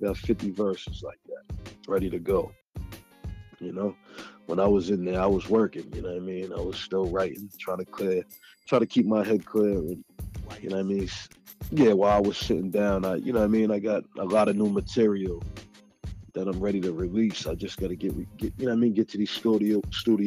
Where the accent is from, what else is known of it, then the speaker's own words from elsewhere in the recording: Boston, Massachusetts, United States; from Boston